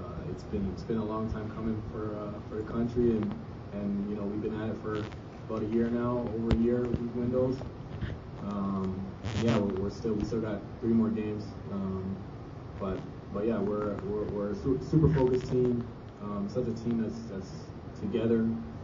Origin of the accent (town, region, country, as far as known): Canada; moved away